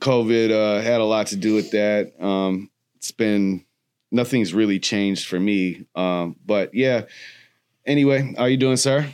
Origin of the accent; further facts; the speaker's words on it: Milwaukee, Wisconsin, United States; I'm from Milwaukee, Wisconsin